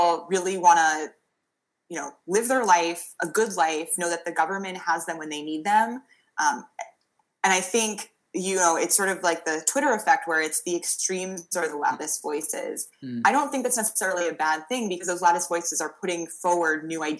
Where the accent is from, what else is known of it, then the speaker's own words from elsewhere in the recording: New York, United States; now in Massachusetts, United States; I'm originally from New York